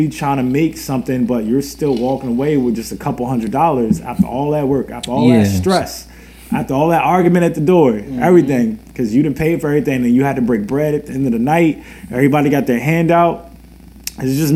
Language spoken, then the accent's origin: English; Richmond, Virginia, United States; I'm locally from Richmond.